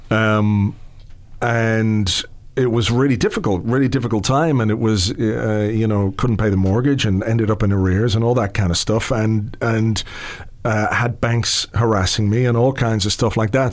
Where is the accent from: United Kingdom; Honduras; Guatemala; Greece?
United Kingdom; England; now in Ireland; I was born in England, you know, to, to Irish parents who moved over there in, in the 60s and uh, I lived there in the 70s